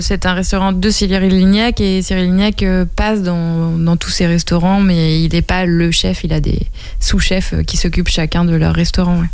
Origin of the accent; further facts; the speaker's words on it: Angers, Pays de la Loire, France; moved away as an adult; also born or lived in Paris; c'est ma ville natale. Euh, je suis partie d'Angers, j'avais 18 ans